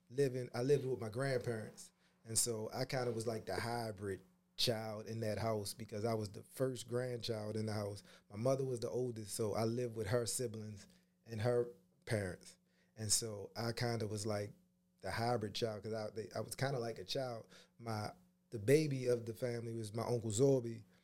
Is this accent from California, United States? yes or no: no; Pumphrey, Maryland, United States; I grew up in this wonderful, beautiful place called Pumphrey